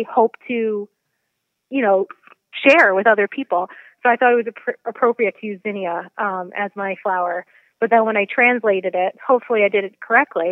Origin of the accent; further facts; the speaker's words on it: New York City, New York, United States; moved away as an adult; also born or lived in Poughkeepsie, New York; now in Portland, Connecticut, United States; I'm originally a city girl. So I grew up in Queens, New York.